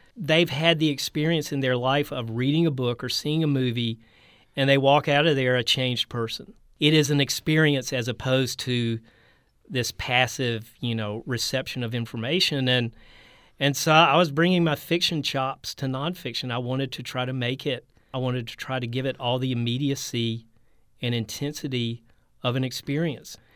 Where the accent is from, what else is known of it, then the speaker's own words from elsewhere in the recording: North Carolina, United States; moved away; also born or lived in Texas; I grew up in North Carolina where there's a lot of military